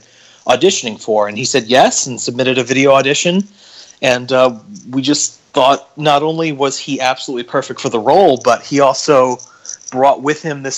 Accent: St. Louis, Missouri, United States; I grew up in St. Louis

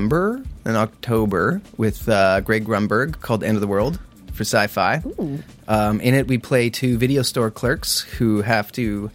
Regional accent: Canada; I'm from Canada and I come down here sometimes

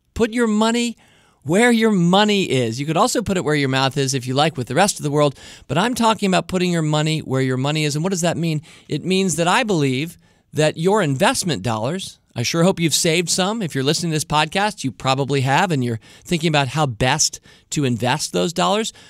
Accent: Washington, District of Columbia, United States; I'm born and raised right here in the nation's capital, Washington, D C

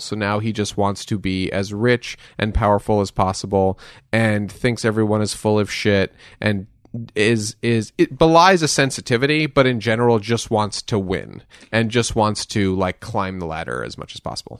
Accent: Westchester, New York, United States; I grew up in Westchester, New York

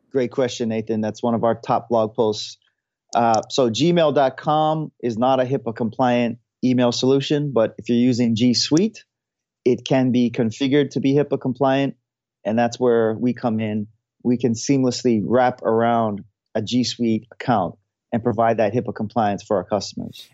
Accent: Hawaii, United States; now in San Francisco, United States; I'm from Hawaii. Now I live in San Francisco

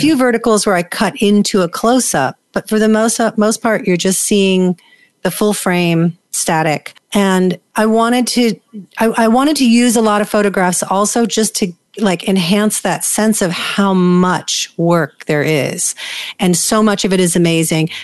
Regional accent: New York, United States; I grew up in New York

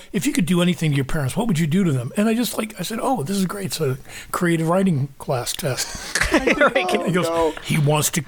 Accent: Kansas, United States; I grew up in the Midwest in Kansas

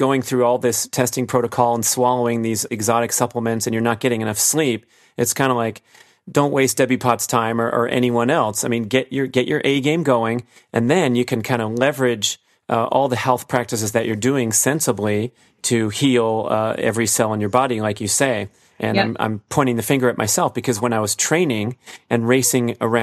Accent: Los Angeles, California, United States; growing up in the Los Angeles area in the smoggy San Fernando Valley

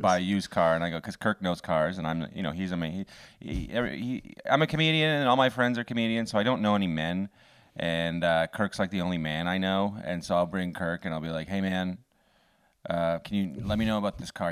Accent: Canada; being a Canadian

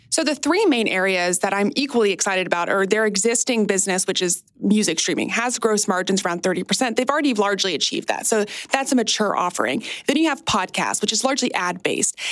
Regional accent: United States; across my 30 years of being an American

